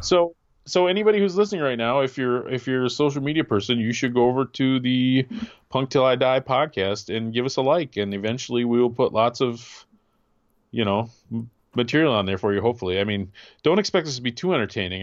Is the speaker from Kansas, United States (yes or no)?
no; Wisconsin, United States; now in Grand Rapids, United States; I, did most of my growing up in Wisconsin, and my family was here in the Grand Rapids area